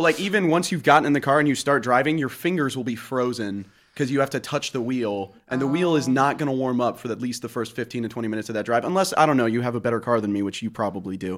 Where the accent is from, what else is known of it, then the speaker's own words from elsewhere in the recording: Columbia, Missouri, United States; now in Iowa, United States; I was born and raised in Columbia, Missouri, home of the Mizzou Tigers